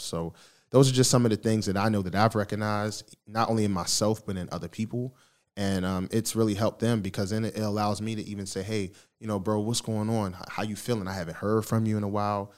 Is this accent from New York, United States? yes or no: no; Baltimore, Maryland, United States; moved away as an adult; also born or lived in Philadelphia, Pennsylvania; now in Texas, United States; I was born in Philly, but I was raised in Baltimore, so shout out to Baltimore that, that raised me.